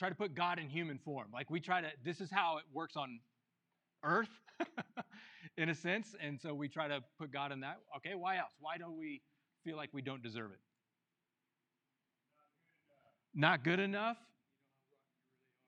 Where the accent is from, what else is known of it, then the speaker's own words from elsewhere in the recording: New Mexico, United States; the people from New Mexico, we know